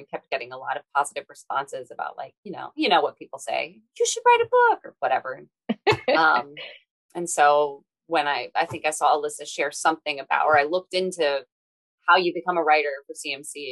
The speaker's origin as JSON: {"language": "English", "town": "Cincinnati", "region": "Ohio", "country": "United States", "tie": "born or raised there", "also_born_or_lived": "Boston", "said": "I grew up in Cincinnati and then went away for college, lived in Boston for a few years"}